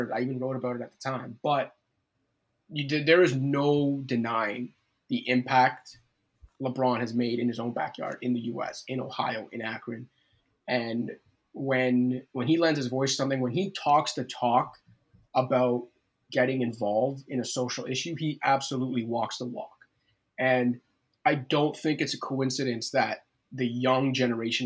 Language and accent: English; Canada; we're from Canada